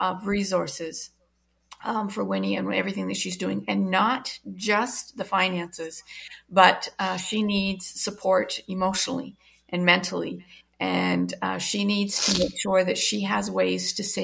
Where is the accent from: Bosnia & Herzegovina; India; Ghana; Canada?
Canada; I am Canadian